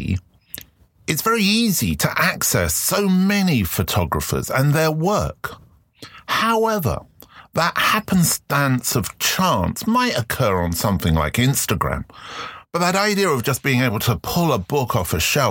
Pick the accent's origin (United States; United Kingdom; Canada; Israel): United Kingdom; London; I grew up in London